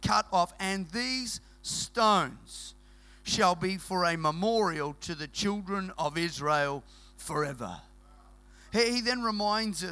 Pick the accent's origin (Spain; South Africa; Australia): Australia; Queensland; moved away; we're from Queensland originally